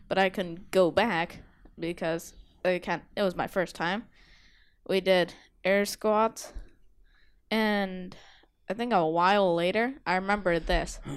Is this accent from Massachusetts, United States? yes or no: yes; Massachusetts, United States; I'm from Massachusetts